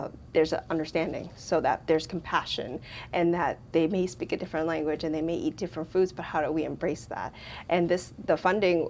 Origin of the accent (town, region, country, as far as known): Lowell, Massachusetts, United States; born or raised there